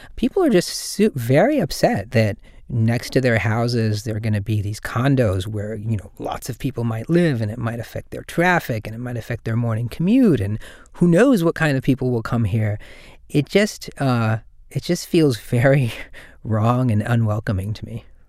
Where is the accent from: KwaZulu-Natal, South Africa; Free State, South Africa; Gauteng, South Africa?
KwaZulu-Natal, South Africa; Durban; now in San Francisco, United States; I'm from Durban in South Africa